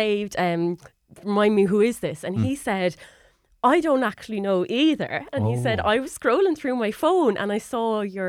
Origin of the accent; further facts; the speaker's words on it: Waterford, Munster, Ireland; And I said, oh, sorry, look, I'm from Waterford.